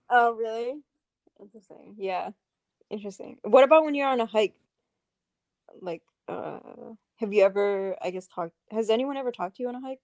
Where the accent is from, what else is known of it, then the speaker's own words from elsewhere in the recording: Saudi Arabia; moved away; I'm from Saudi